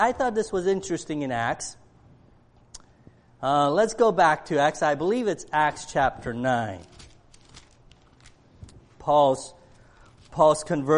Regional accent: Cleveland, Ohio, United States; I grew up in Cleveland, and I'm a Browns fan

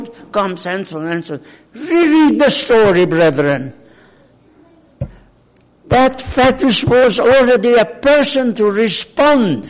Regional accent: Hungary; accent: Hungarian; English is a second language; now in United States; I'm not American by birth, I'm Hungarian. Probably I don't have to prove it, you know it by my accent.

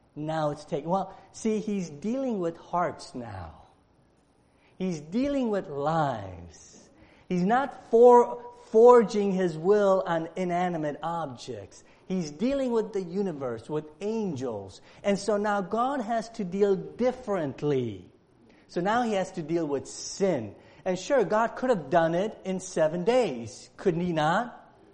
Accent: Romania; moved away; I was born in Romania, and and and in Romania, uh, I was born during the time of communism, so I, I understand the lack of national freedom. I grew up in that.

